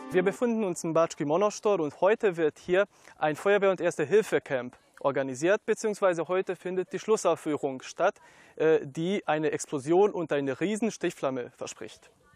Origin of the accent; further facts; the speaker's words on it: Germany; bei uns in Deutschland